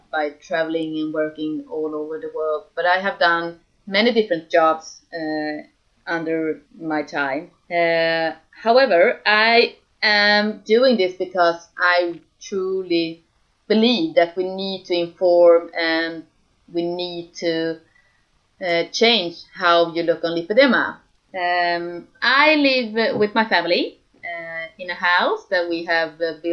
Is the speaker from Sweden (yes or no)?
yes; Sweden; I'm from Sweden.